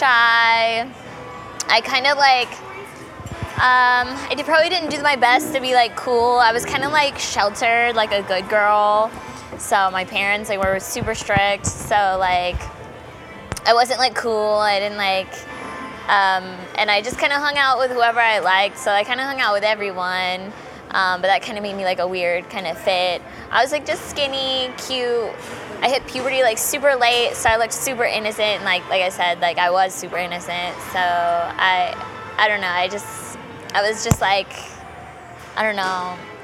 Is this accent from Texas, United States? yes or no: no; Georgia, United States; I'm from the South, kind of, so like that's probably why I like them, too. I'm mainly from